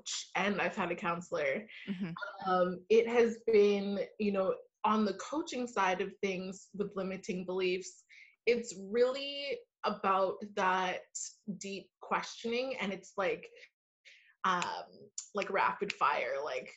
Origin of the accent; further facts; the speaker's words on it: Vancouver, British Columbia, Canada; I am from Vancouver, Canada